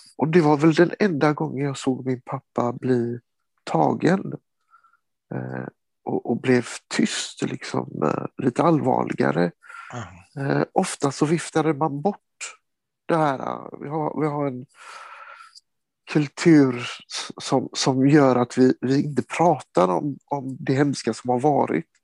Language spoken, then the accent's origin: Swedish; Sweden; also born or lived in Kosovo; Jag är svensk. Jag är en del av Sverige. Jag har romsk bakgrund